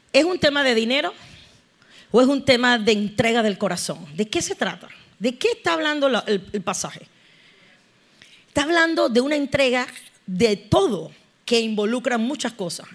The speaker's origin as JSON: {"language": "Spanish", "country": "Panama", "said": "Cómo estamos los panameños"}